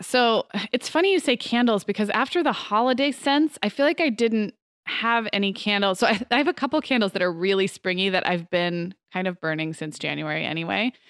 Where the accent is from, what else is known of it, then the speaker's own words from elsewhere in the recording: California, United States; now in Arizona, United States; growing up in California, living in Arizona